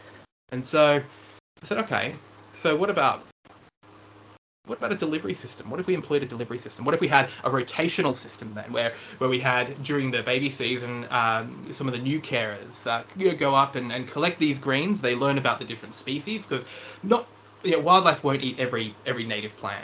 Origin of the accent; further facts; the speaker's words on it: Lower South Coast, New South Wales, Australia; I grew up on the Lower South Coast